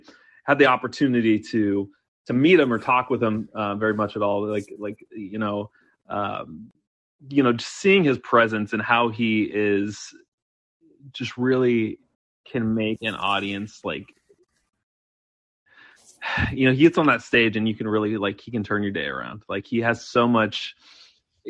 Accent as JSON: {"language": "English", "region": "Washington", "country": "United States", "tie": "born or raised there", "said": "I grew up in Washington State"}